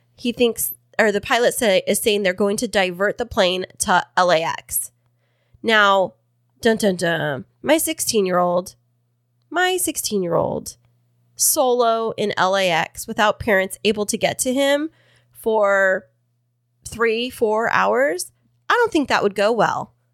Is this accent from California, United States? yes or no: yes; Kingsburg, California, United States; my hometown of Kingsburg